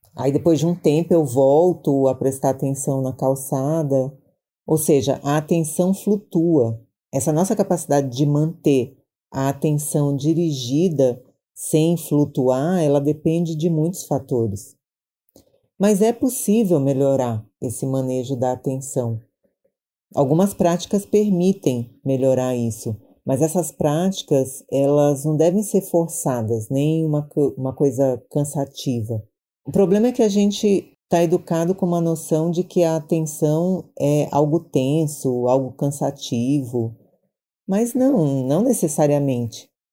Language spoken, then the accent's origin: Portuguese; Maranhão, Brazil; now in São Paulo, Brazil